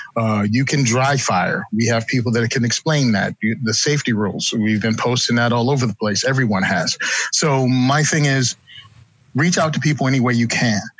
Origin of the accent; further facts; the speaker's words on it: Virginia, United States; moved away as an adult; now in New Jersey, United States; born and raised in Virginia, moved to New Jersey after I got out